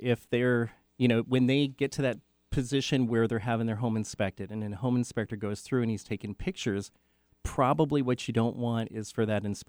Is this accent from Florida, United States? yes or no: no; Renton, Washington, United States; I grew up in Renton in the Bryn Mawr area or Skyway.